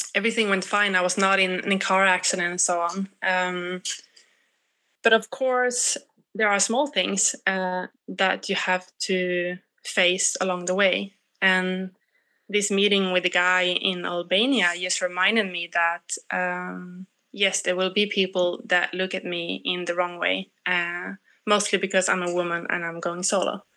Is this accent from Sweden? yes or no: yes; Sweden; I'm I come from Sweden